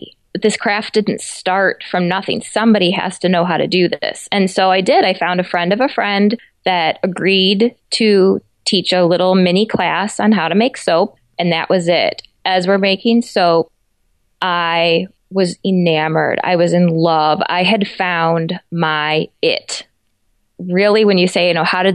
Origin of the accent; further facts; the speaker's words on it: Chicago, Illinois, United States; moved away as an adult; also born or lived in Europe; now in Southwest Michigan, United States; I grew up in the Chicago suburbs